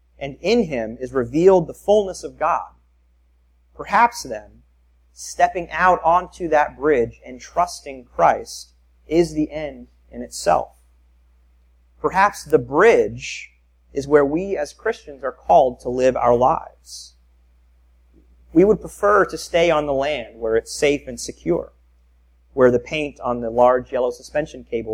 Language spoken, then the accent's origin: English; Tampa, Florida, United States; I grew up in South Tampa